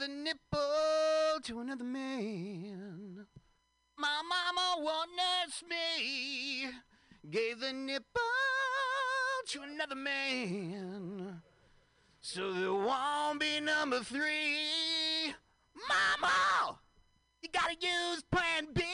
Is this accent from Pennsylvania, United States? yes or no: no; San Francisco, California, United States; San Francisco, this is my hometown.